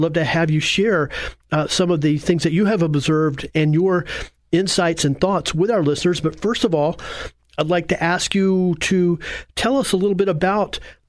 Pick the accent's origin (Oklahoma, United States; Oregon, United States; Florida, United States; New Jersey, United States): Florida, United States; Apopka; It's always a real thrill to talk to the people that I grew up with in the Apopka community and, you know, went to school with.